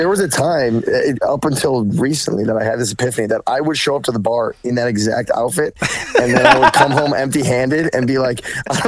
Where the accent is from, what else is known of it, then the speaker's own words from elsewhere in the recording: Troy, Michigan, United States; I'm from Troy